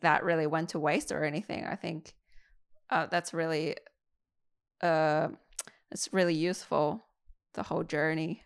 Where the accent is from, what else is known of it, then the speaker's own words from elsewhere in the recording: Qingdao, Shandong, China; now in Australia; I went to Qingdao, my hometown